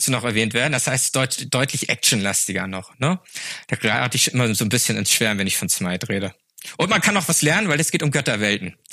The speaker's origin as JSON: {"language": "German", "town": "Flensburg", "region": "Schleswig-Holstein", "country": "Germany", "said": "ich komme aus Flensburg. Flensburg ist traditionell eine Handballhochburg mit dem besten Handballverein der Welt."}